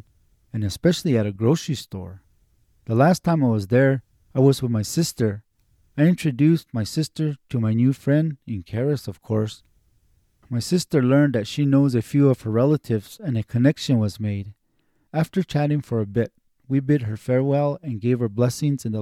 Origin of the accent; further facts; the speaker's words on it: Tamaya, New Mexico, United States; I was from Tamaya